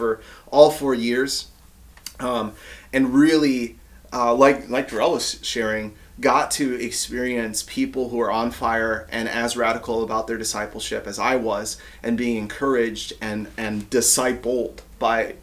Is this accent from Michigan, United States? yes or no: yes; Ypsilanti, Michigan, United States; moved away as an adult; also born or lived in Grand Rapids, Michigan; now in Maryland, United States; where I grew up in Ypsilanti, Michigan